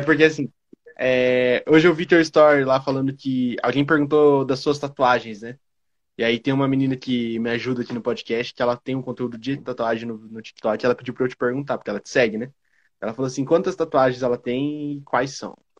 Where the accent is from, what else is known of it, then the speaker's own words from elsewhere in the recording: Curitiba, Paraná, Brazil; eu sou de Curitiba